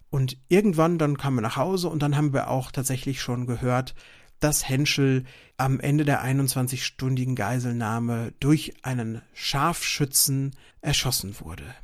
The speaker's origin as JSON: {"language": "German", "town": "Lüdenscheid", "region": "North Rhine-Westphalia", "country": "Germany", "tie": "born or raised there", "said": "etwas über ein Verbrechen in meiner Heimatstadt Lüdenscheid zu berichten, das sich in meiner Kindheit zugetragen hat."}